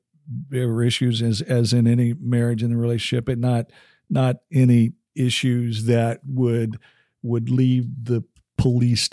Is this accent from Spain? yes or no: no; Southern Ohio, United States; I'm a hillbilly from Southern Ohio.